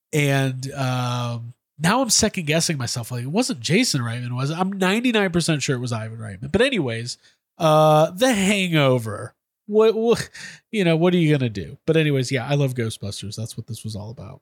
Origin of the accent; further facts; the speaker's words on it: Chicago, Illinois, United States; I grew up in Chicago in the nineties.